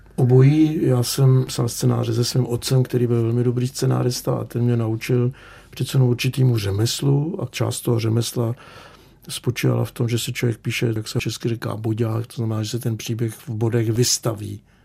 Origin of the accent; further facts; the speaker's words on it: Czechia; first language Czech; moved away as an adult; also born or lived in Berlin, Germany; Mě nikdy nenapadlo, že se sem někdy vrátím